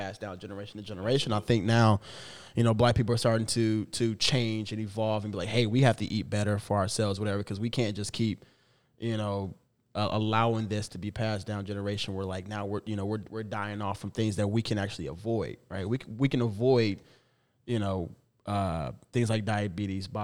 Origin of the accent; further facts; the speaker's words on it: Midwest, United States; me growing up in the Midwest